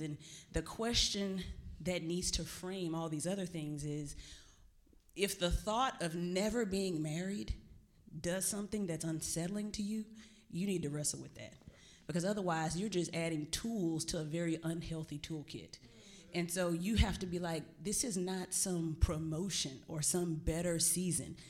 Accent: Texas, United States; I'm from Texas

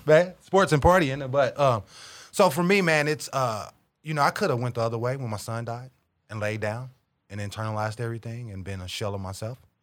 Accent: St. Louis, Missouri, United States; moved away as an adult; now in Kansas City, United States; I was born and, born and raised in South Saint Louis

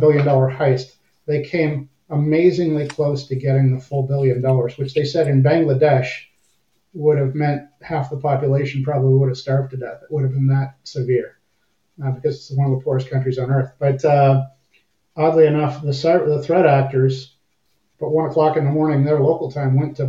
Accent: Windsor, Ontario, Canada; accent: half American; moved away as an adult; also born or lived in Cold Lake, Alberta; I was born and raised in Windsor, Ontario, right across the river from Detroit.

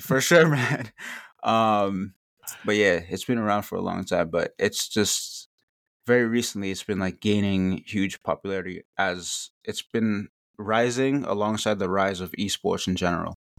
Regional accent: Northeast, United States; I'm from the Northeast

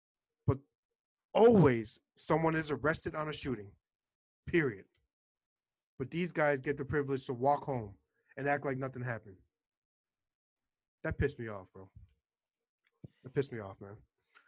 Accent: New York City, New York, United States; now in Florida, United States; So, I'm from Florida. Okay, I'm originally from New York City, moved to Florida.

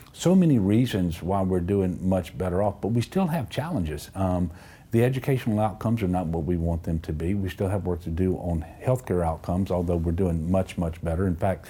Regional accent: Amite, Louisiana, United States; Yeah, well, so I grew up in Amite in northern Tangipahoa Parish. My dad owned a dairy farm.

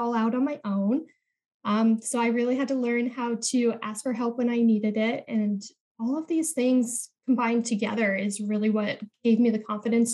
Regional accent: Midwest, United States; I was born in the Midwest. And I really had those Midwestern values of working really hard

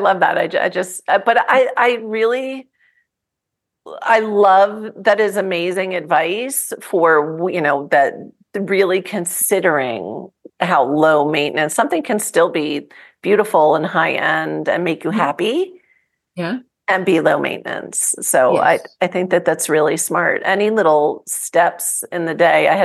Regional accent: New Jersey, United States; I grew up in New Jersey.

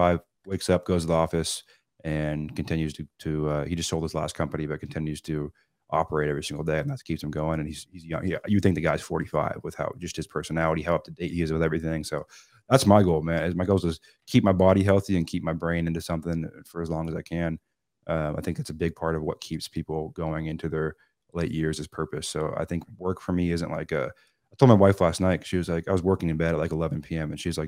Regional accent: Seattle, Washington, United States; I'm not a Southern California kid. I'm from Seattle.

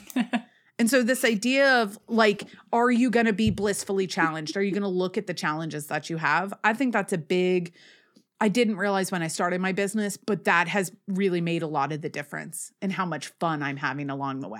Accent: Northeast, United States; I am from the Northeast

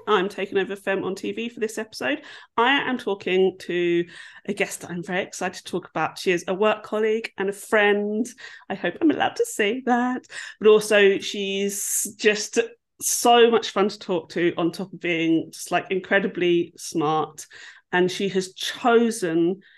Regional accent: England, United Kingdom; As an English person

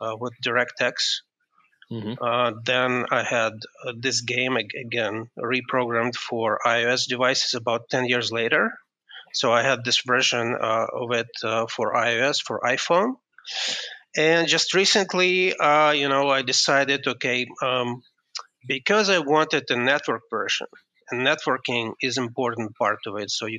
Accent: Kyiv, Ukraine; moved away as an adult; now in United States; I am just from Ukraine. I'm actually from Kiev.

